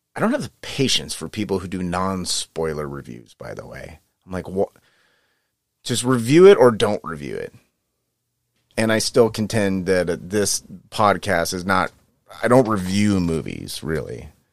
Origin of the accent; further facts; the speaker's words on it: Northern California, United States; I'm from Northern California